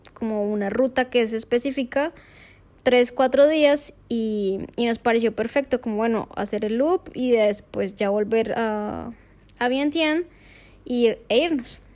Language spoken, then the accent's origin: Spanish; Colombia; moved away; soy colombiana